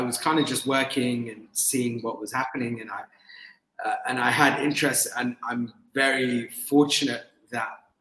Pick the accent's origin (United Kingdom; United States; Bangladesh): United Kingdom; London; I grew up in London, I was born in London and I lived a lot of my life in London